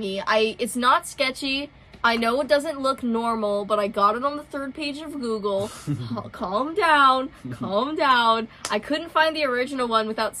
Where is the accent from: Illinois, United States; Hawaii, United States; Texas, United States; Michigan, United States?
Hawaii, United States